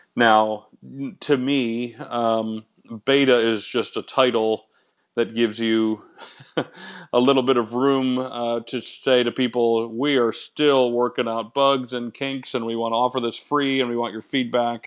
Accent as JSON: {"language": "English", "region": "Michigan", "country": "United States", "tie": "born or raised there", "moved": "yes", "said": "I grew up in Michigan"}